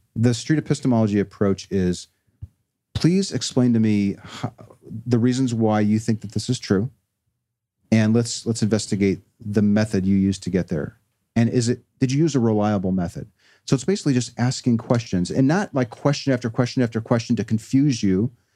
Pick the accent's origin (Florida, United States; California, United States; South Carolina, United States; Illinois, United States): Illinois, United States; Chicago; I was raised here in Chicago